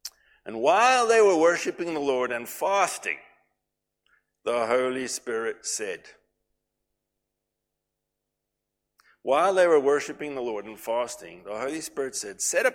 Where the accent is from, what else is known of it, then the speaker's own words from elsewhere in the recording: KwaZulu-Natal, South Africa; moved away; when we were growing up in Natal